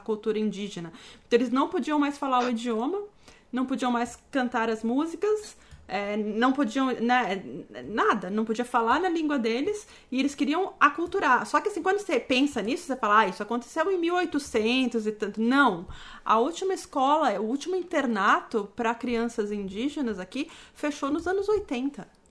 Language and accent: Portuguese; Brazil; now in Canada